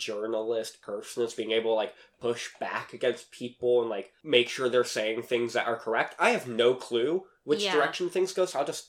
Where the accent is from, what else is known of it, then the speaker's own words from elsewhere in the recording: Pennsylvania, United States; moved away; Because I'm from Pennsylvania.